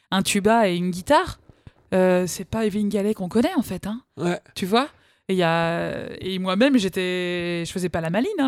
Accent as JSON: {"language": "French", "town": "Rumilly", "region": "Auvergne-Rhône-Alpes", "country": "France", "said": "mais de Rumilly."}